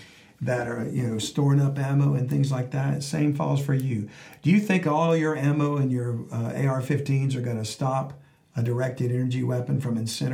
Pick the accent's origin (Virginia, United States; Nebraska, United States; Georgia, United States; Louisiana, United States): Louisiana, United States; South; I grew up in South Louisiana.